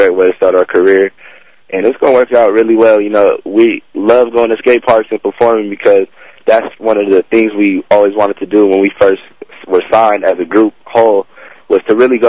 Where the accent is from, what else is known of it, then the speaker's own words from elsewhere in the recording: Los Angeles, California, United States; I grew up in Venice, so it's like a hometown performance for me also